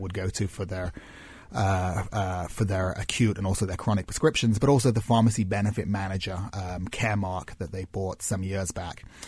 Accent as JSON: {"language": "English", "town": "Manchester", "region": "North West England", "country": "United Kingdom", "tie": "born or raised there", "said": "where I grew up in Manchester"}